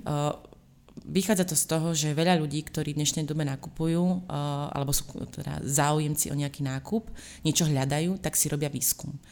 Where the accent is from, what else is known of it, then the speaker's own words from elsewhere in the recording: Slovakia; moved away; ja pochádzam zo Slovenska